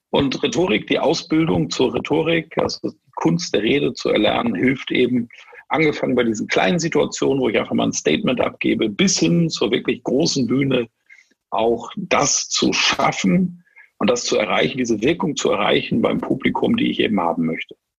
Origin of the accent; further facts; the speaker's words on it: Germany; moved away; ich bin Schwartburger